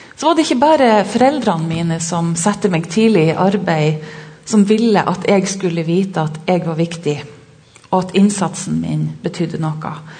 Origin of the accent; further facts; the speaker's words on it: Sørreisa, Troms, Norway; Jeg kommer fra Sørreisa i Troms og har vokst opp med foreldre som jobba som lærere